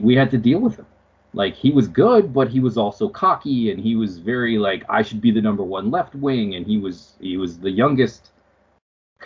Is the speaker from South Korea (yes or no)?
no; Canada; as a Canadian